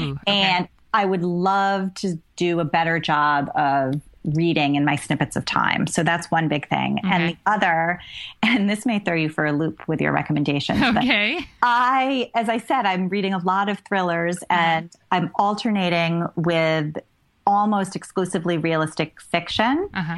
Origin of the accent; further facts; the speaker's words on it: Rhode Island, United States; I grew up in Rhode Island, mm-hmm. and I still consider myself a New Englander.